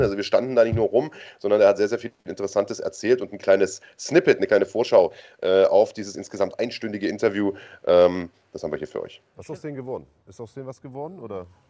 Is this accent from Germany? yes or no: yes; Germany